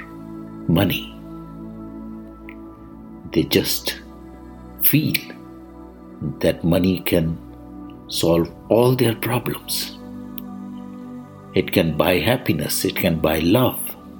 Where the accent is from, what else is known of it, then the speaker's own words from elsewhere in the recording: India; I am the Indian monk